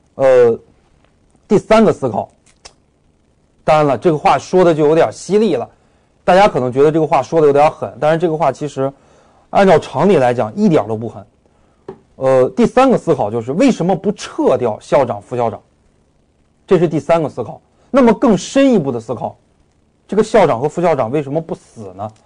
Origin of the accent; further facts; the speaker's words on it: Beijing, China; 我是北京人